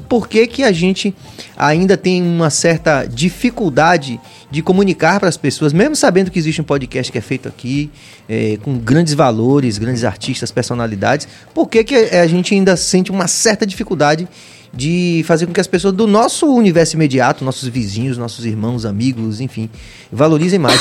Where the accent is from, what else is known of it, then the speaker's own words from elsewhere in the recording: Bahia, Brazil; nossa identidade e da nossa identificação, nosso povo, nosso sotaque